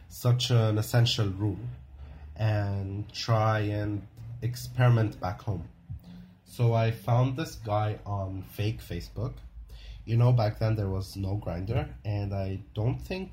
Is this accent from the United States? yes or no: no; South Lebanon, Lebanon; born or raised there